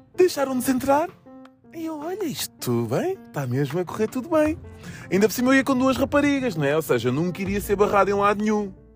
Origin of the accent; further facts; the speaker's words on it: Almada, Setúbal, Portugal; Eu sou da Margem Sul, Almada, Laranjeiro, Praça da Portela